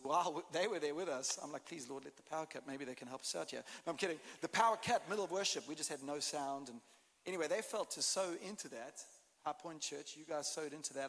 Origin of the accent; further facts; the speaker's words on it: South Africa; accent: South African; As you can hear, I've got a bit of a different accent. I'm South African, although I can speak Texan.